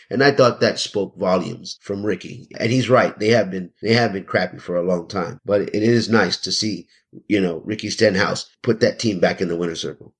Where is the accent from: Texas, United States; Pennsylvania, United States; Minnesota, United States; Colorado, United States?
Texas, United States; Houston; also born or lived in San Antonio, Texas; I'm originally from San Antonio, born and raised the early part of my life there. But, you know, my mother moved us to Houston when I was still very young